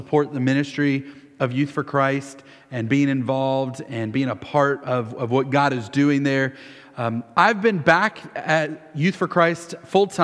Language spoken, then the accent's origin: English; Winter Haven, Florida, United States; I grew up in Winter Haven. I've lived here since I was 6 months old